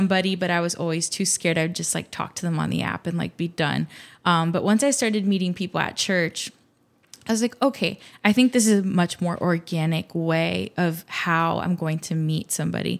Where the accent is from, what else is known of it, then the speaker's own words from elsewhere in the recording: Miami, Florida, United States; I was born and raised in Miami